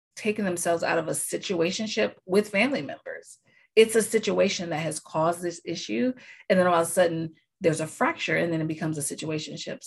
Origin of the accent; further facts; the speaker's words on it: United States; I'm American.